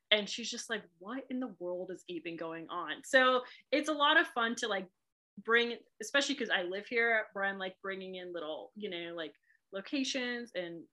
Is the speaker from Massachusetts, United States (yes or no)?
yes; Boston, Massachusetts, United States; accent: Boston; also born or lived in England; if I say certain words, I sound like I'm from Boston. When I moved here